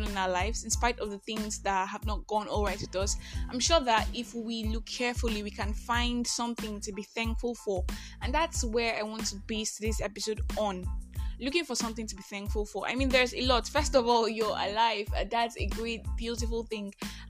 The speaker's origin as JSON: {"language": "English", "country": "Nigeria", "said": "I am that Nigerian Christian talkaholic"}